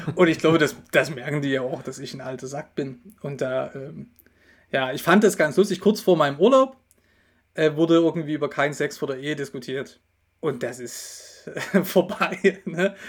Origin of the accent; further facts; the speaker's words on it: Dresden, Saxony, Germany; moved away; also born or lived in Bavaria; Ich komme ja ursprünglich aus Dresden